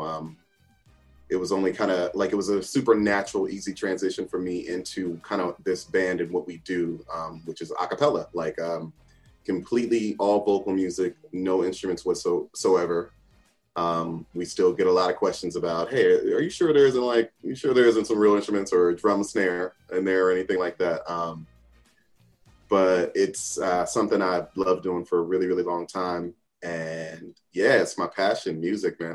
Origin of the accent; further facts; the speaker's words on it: New Jersey, United States; I grew up in Jersey, born and bred, still live in Jersey.